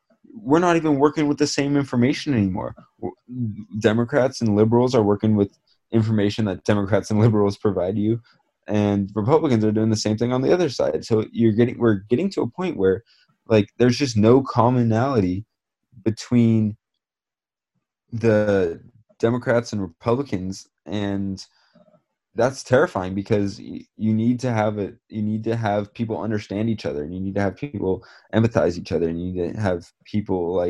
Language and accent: English; Bay Area, California, United States; I grew up in the Bay Area